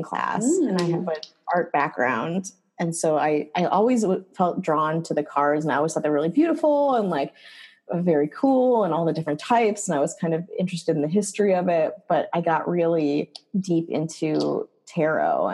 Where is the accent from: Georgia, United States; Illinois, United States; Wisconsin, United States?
Wisconsin, United States; rural; I grew up in Wisconsin. Wisconsin, Jew in rural Wisconsin